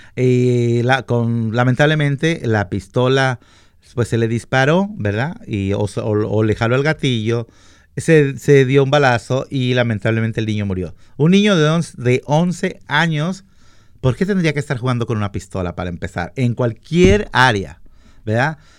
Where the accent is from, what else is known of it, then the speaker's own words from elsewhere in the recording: Mexico; now in Washington, United States; yo soy mexicano